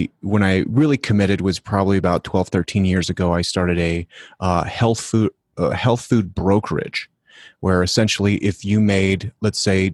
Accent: Denver, Colorado, United States; I'm from Denver

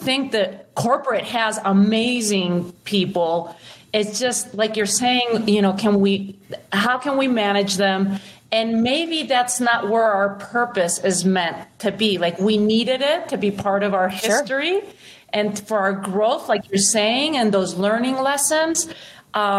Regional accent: Spain; moved away; I was born and raised in Spain

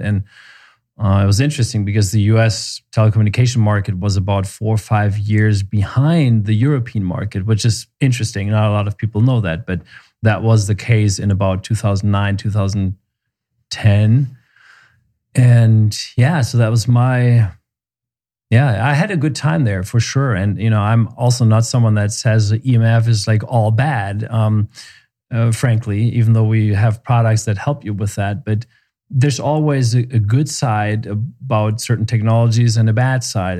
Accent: Germany; also born or lived in Seattle, United States / Memphis, United States; now in Santa Fe, United States; I'm originally from Germany, and we moved to the U S a long time ago.

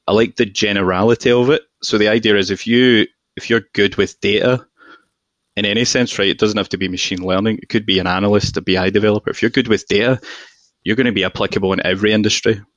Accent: Glasgow, Scotland, United Kingdom; moved away; also born or lived in London; I'm very obviously from Glasgow, right? And this is my accent toned down.

